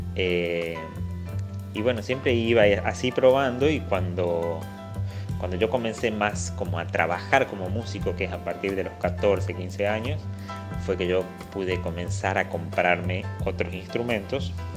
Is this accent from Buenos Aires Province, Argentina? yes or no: no; Simoca, Tucumán, Argentina; en Simoca, de donde soy